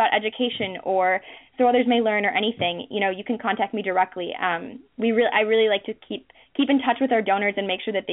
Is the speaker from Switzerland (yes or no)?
no; Minnesota, United States; moved away; I'm from Minnesota originally